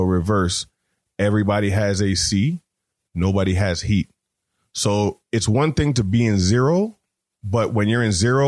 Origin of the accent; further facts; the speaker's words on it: Canada; I'm from Canada